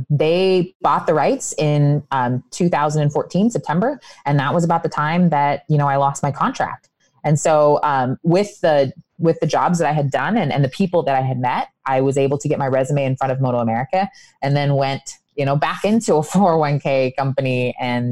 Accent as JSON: {"language": "English", "region": "Indiana", "country": "United States", "said": "me being from Indiana"}